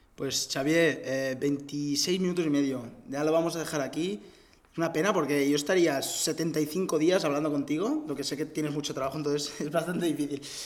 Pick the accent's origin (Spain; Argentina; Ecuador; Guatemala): Spain; Barcelona, Catalonia; yo también soy de Barcelona